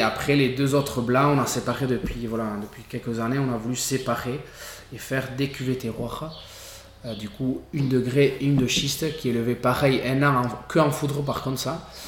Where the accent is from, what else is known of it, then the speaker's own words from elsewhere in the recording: Irouléguy, Nouvelle-Aquitaine, France; je suis né ici, à Rechia